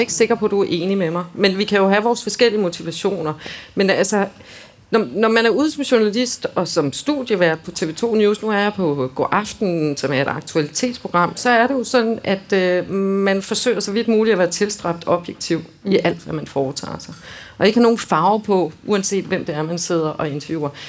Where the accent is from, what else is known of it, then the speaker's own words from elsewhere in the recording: Denmark; som danskere